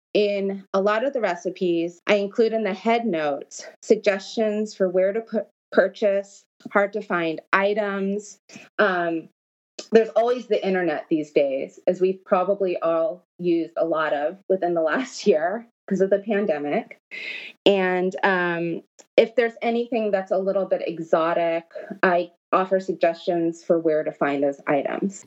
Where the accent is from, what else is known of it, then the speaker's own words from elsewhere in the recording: Los Angeles, California, United States; I grew up in Los Angeles. That's where I'm originally from